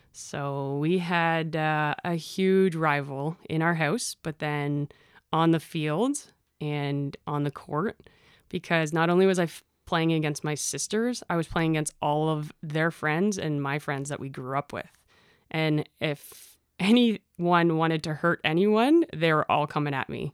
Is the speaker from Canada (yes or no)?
yes; Innisfil, Ontario, Canada; I grew up in Innisfil. I always said Barrie, but it is Innisfil